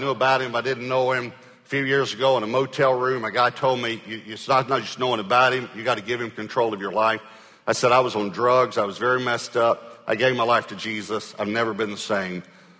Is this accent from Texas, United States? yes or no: yes; Texas, United States; I said, I'm from Texas, but I think Utah's one of the prettiest states that I've ever been in.